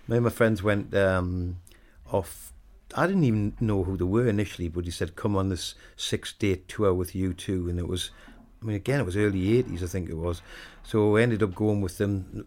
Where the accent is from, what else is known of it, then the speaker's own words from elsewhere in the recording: Wallsend, North East England, United Kingdom; moved away; I grew up in a place called Walls End, which is about four miles away from Newcastle